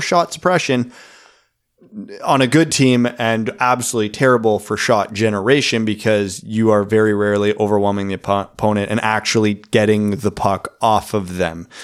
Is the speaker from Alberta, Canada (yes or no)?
no; Kitchener, Ontario, Canada; I grew up in Country Hills.